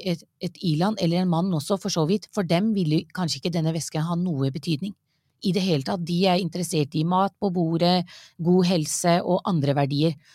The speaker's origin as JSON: {"language": "Norwegian", "country": "Norway", "tie": "born or raised there", "said": "Ja, jeg er født og oppvokst i Norge."}